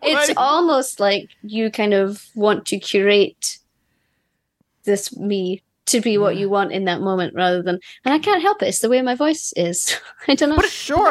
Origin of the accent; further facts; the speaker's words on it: Scotland, United Kingdom; I'm Scottish